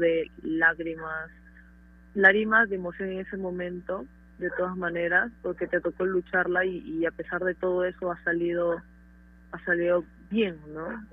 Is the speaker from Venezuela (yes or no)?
no; Peru; como peruanos que somos fuertes, guerreros